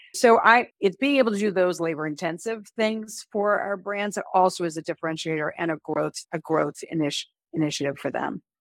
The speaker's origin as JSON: {"language": "English", "town": "Chappaqua", "region": "New York", "country": "United States", "tie": "born or raised there", "also_born_or_lived": "Pennsylvania", "said": "I grew up in Chappaqua, New York, actually, it's about an h, hour north of the city"}